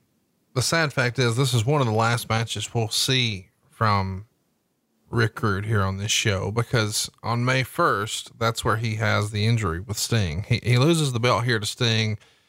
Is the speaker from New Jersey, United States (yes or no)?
no; Alabama, United States; I'm from Alabama.